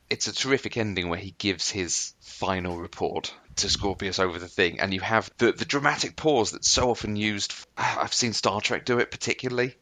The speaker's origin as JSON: {"language": "English", "country": "United Kingdom", "said": "I'm British"}